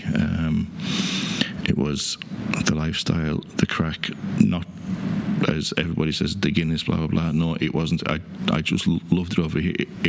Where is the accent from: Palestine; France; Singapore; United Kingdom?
United Kingdom; North West England; accent: Cumbrian; now in Ireland; any time I go home, I'm always being accused of being Irish. No, that there's a twang there, but no, I still have that Cumbrian twang. Lake District would be very similar to Kerry, Killarney area.